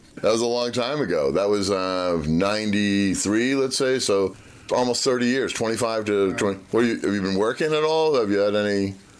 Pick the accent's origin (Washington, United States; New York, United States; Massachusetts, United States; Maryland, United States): Massachusetts, United States; Springfield; I grew up on Lake Lorraine